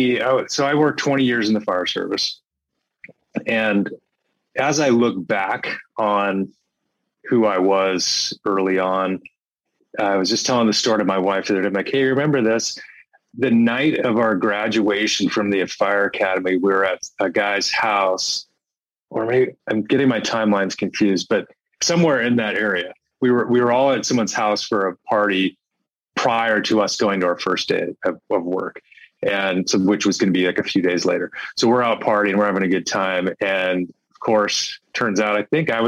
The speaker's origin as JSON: {"language": "English", "town": "Phoenix", "region": "Arizona", "country": "United States", "tie": "born or raised there", "moved": "as an adult", "lives_now": "San Diego, United States", "said": "Born and raised in Phoenix. And since 6 years ago, we moved to San Diego"}